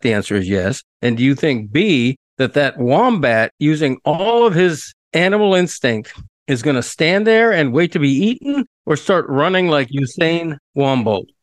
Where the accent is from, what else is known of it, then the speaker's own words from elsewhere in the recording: United States; as an American